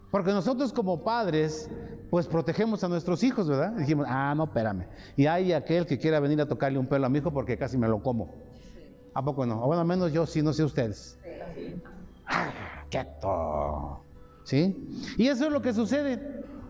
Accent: Mexico; Nosotros tenemos una credencial que nos acredita como mexicanos

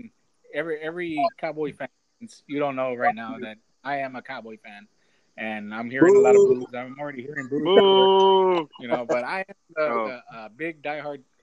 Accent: Donna, Texas, United States; I'm born in the Rio Grande Valley, Donna, Texas, graduated high school, been trying to get out of here for the last 30 years. I've failed in every attempt, and so I'm still a Donna native.

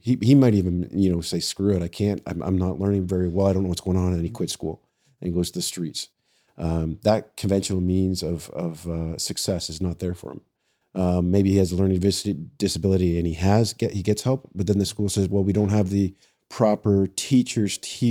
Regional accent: London, Ontario, Canada; now in Toronto, Canada; I was born and raised in London. I spent some time in the correctional system there with young offenders and then with adults. And then I actually applied to Toronto and they hired me.

